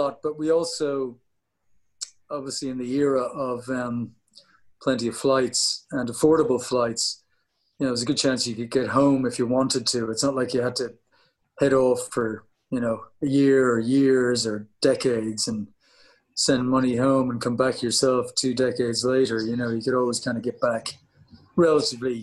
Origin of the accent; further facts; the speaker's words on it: Howth, Leinster, Ireland; moved away as an adult; I'm in Hoth, yeah, back in Hoth, where I grew up.